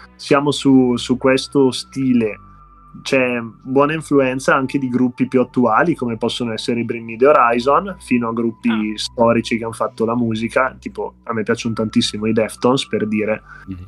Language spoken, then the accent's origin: Italian; Bergamo, Lombardy, Italy; accent: Bergamasque; siamo della scena bergamasca, insomma, come su, suppongo si sentirà anche dall'accento